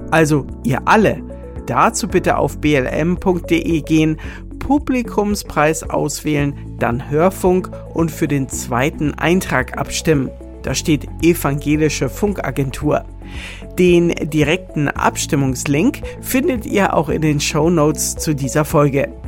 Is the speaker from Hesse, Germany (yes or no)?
no; Norderstedt, Schleswig-Holstein, Germany; ich komme aus Norderstedt.